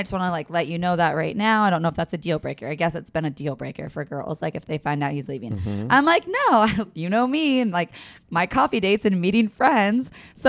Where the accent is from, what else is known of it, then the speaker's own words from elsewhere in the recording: Washington, United States; I grew up in Washington State all of these years